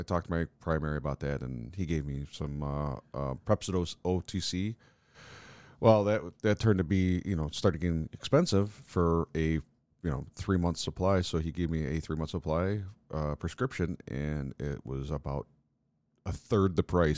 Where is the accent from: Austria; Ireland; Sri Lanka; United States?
United States; New York; we as New Yorkers